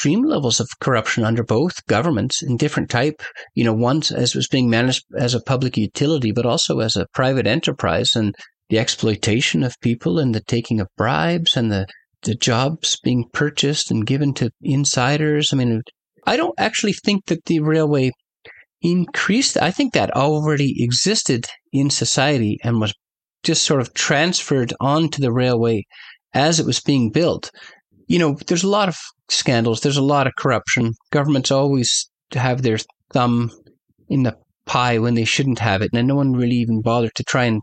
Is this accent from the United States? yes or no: no; Canada; as a Canadian